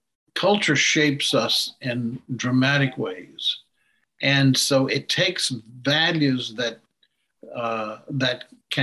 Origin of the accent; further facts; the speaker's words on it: United States; Yes, it's part of American democracy, but I also do it because my value system won't let me